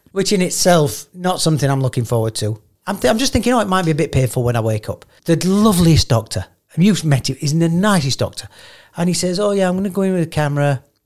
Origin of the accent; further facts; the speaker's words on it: United Kingdom; I'm so British